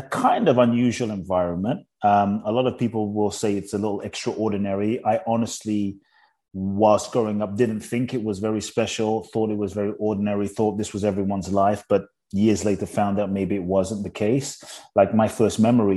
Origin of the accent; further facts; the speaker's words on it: London, United Kingdom; also born or lived in Ghana / Mexico; now in United States; I grew up in London. Now I live in the US and partly Mexico.